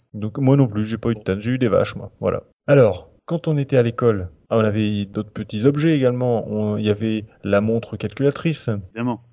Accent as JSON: {"language": "French", "region": "Normandy", "country": "France", "said": "je je viens de Normandie"}